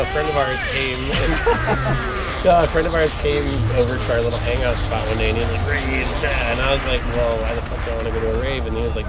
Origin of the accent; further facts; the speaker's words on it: Wisconsin, United States; I'm from Wisconsin.